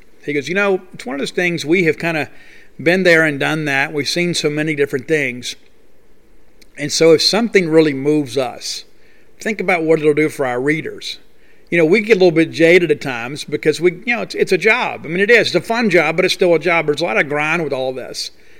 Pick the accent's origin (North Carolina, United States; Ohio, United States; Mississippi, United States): Mississippi, United States; moved away as an adult; I love my home state. It's one of the reasons that I came back, because I wanted my kids to have the value of growing up and graduating in the state of Mississippi.